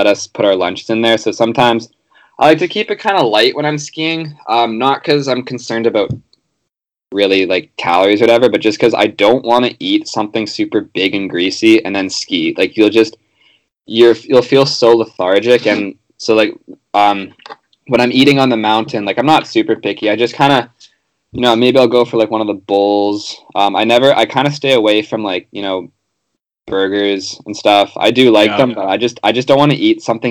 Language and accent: English; Vancouver, British Columbia, Canada; I grew up on Dunbar Street